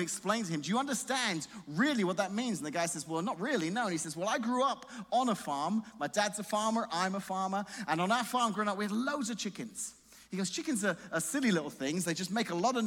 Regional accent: England, United Kingdom; moved away; I'm just English

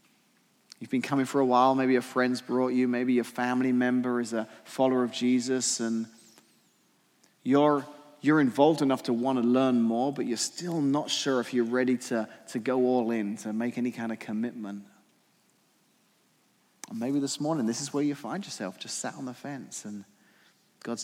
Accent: England, United Kingdom; moved away; I'm English

